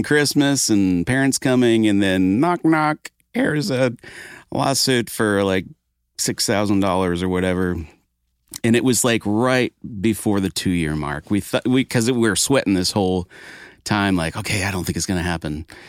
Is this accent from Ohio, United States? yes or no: no; Maine, United States; So I grew up in Maine playing guitar on a dirt road in a small bedroom in a mobile home in the woods, a gravel road, mind you.